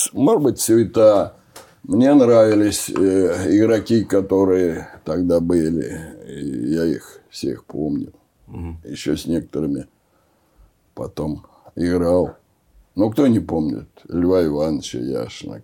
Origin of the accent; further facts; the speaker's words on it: Oryol, Oryol Oblast, Russia; moved away; also born or lived in Moscow; я из Орла попал э, в этот большой город, в Москву